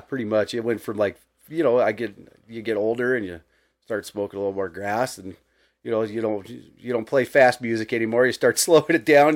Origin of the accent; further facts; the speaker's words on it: Billings, Montana, United States; growing up in Billings